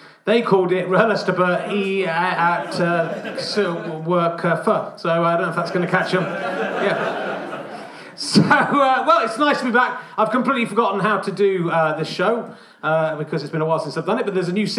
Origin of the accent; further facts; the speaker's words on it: Cheddar, South West England, United Kingdom; I'm from Cheddar